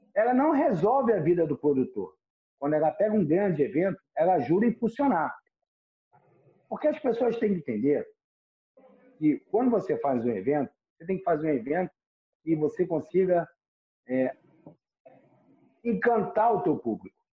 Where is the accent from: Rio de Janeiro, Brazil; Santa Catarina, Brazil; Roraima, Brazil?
Rio de Janeiro, Brazil; E eu nasci em Ipanema, eu era da Zona Sul